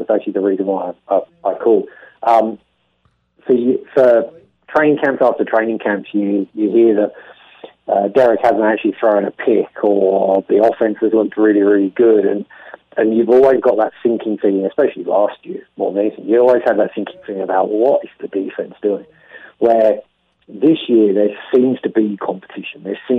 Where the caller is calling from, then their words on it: Australia; obviously I'm talking from Australia